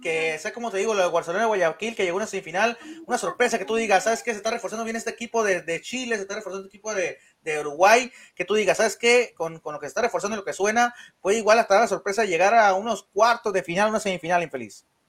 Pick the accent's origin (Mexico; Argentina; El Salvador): Mexico; soy mexicano